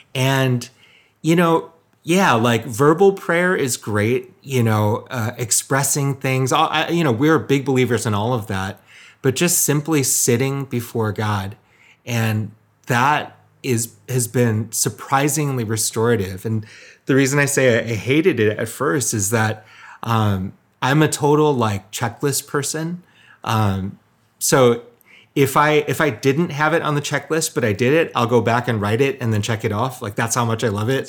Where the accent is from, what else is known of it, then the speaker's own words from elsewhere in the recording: Michigan, United States; my ethnic background is Korean, um, but I was born and raised in Michigan. So full, full-on Michigander